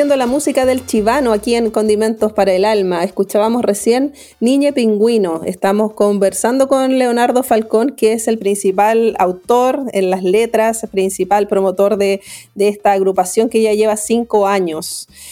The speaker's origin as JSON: {"language": "Spanish", "country": "Chile", "said": "nuestro país"}